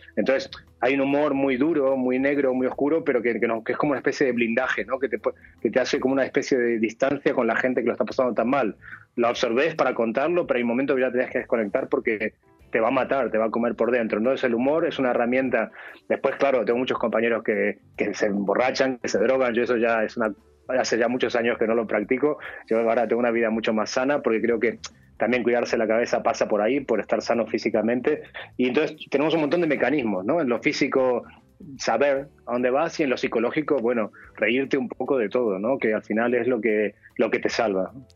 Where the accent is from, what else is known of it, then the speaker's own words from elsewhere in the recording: Argentina; moved away; soy argentino